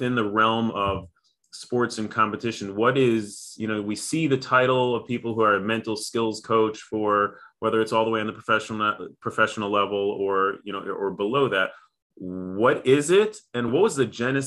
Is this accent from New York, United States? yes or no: no; Chicago, Illinois, United States; moved away; I grew up in Chicago